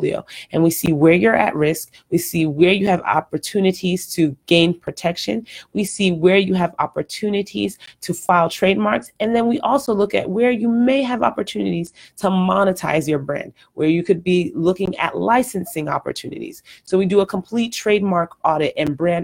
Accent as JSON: {"language": "English", "country": "Nigeria", "moved": "yes", "lives_now": "Houston, United States", "said": "I'm Nigerian"}